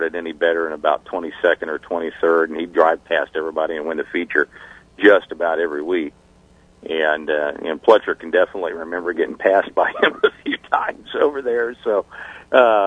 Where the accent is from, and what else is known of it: Orlando, Florida, United States; born or raised there; also born or lived in Indiana